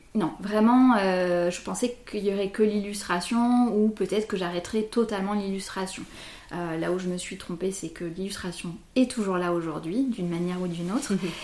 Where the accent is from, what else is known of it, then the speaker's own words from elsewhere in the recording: Bordeaux, Nouvelle-Aquitaine, France; je suis bordelaise depuis 37 ans, en fait, depuis toujours